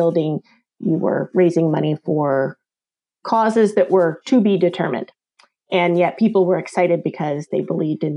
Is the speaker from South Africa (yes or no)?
no; East Coast, United States; moved away as an adult; also born or lived in Santa Barbara, California; now in Indiana, United States; So I am from the East Coast, and then after I graduated from Penn State University, moved out to Santa Barbara, California